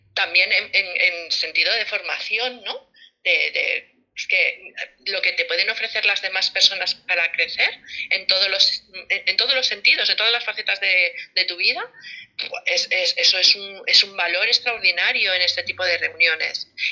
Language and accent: Spanish; Barcelona, Catalonia, Spain; now in Las Palmas de Gran Canaria, Spain; soy de Barcelona, aunque vivo en Las Palmas de Gran Canaria